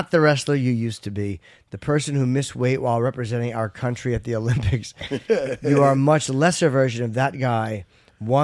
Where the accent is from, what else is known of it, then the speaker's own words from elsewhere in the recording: Ireland; as an Irish guy